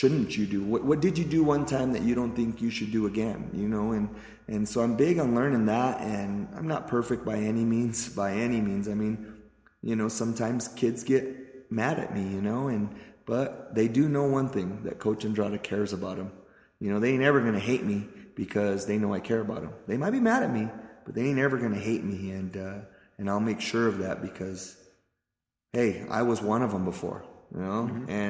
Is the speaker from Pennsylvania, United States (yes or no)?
no; Pueblo, Colorado, United States; I was born in Pueblo's East Side, okay, which is a rough part of town for those of you that don't know. I was poor, grew up poor, went to East High School